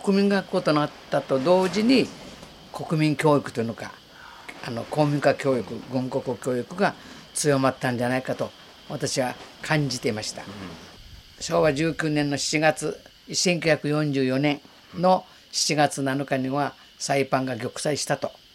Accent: Okinawa, Japan; also born or lived in Amami Oshima; 田舎に生まれ育って何も見たこともない

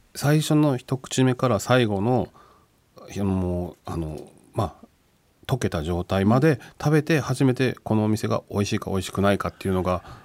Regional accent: Japan; moved away; 地元が関西九州にあるのでそこに車で毎年帰って

